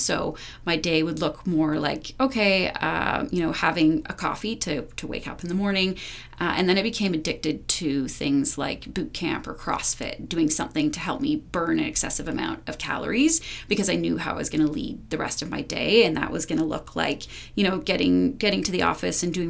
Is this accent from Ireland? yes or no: no; Powell River, British Columbia, Canada; now in Whistler, Canada; when I was a teenager growing up in a really small town, I'm from Powell River, BC